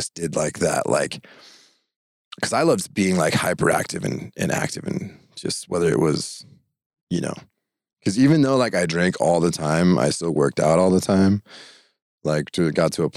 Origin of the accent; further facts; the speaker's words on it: Idaho, United States; growing up in Idaho and with my family